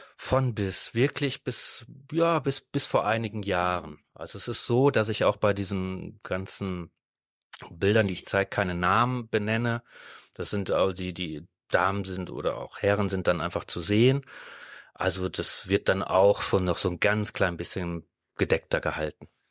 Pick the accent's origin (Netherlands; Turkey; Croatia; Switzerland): Netherlands; now in Düsseldorf, Germany; ursprünglich bin ich Holländer